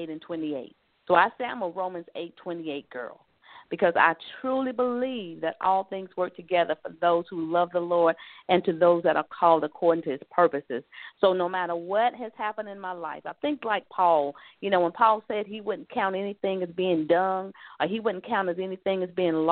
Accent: South Carolina, United States; I'm a Southern girl, too. So let me say, when you hear me say y'all, I'm from the South. I'm from South Carolina

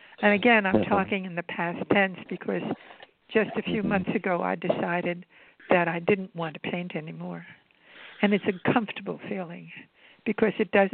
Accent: New York City, New York, United States; also born or lived in Ithaca, New York / Urbana, Illinois / Manhattan; In New York City, yes. I was born in Brooklyn

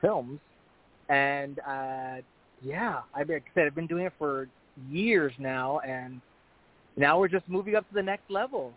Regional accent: El Paso, Texas, United States; moved away as an adult; also born or lived in Las Vegas; I started off at my hometown in El Paso, Texas

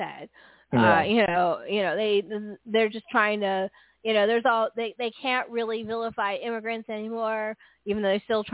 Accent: San Francisco Bay Area, California, United States; I grew up in the San Francisco Bay Area in the late 70s, early 80s.

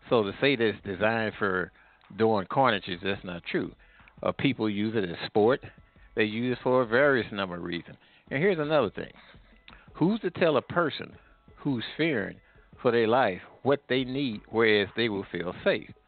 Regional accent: St. Louis, Missouri, United States; moved away; also born or lived in Atlanta, Georgia; I was in Missouri. I was in St. Louis at the time.

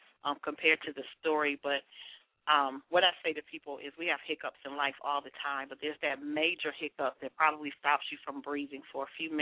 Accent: Detroit, Michigan, United States; moved away as an adult; also born or lived in Atlanta area; now in Atlanta, United States; I'm from Detroit, from Motortown, from Motor City.

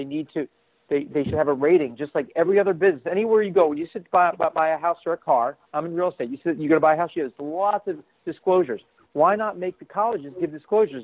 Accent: New Jersey, United States; now in Boston, United States; I'm from New Jersey originally.

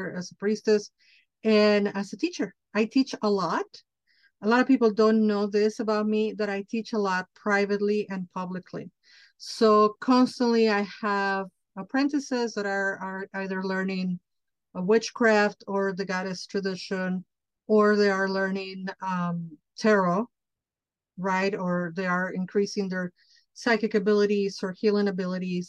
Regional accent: Mexico City, Mexico; moved away as an adult; now in United States; I'm Mexican from Mexico. I was born in Mexico City and I grew up there. And I came to the United States at 25 years old.

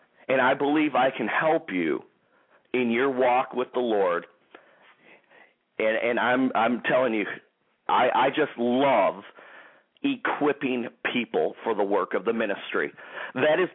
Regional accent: Michigan, United States; also born or lived in Clarkston, Michigan; the Grand Rapids, Michigan area, my home state.

